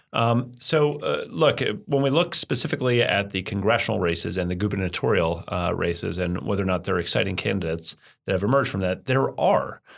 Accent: United States; I'm an American. I'm obviously not an Australian

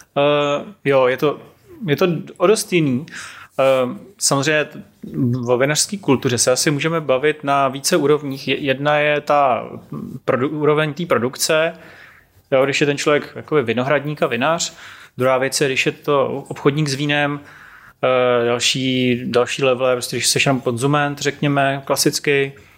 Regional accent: Prague, Czechia; born or raised there; also born or lived in Serbia

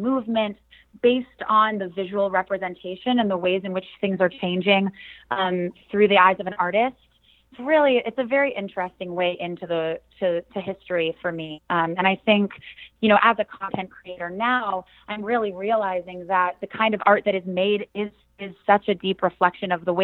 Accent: San Diego, California, United States; moved away as an adult; also born or lived in Los Angeles; now in New York City, United States; I was born in San Diego, California

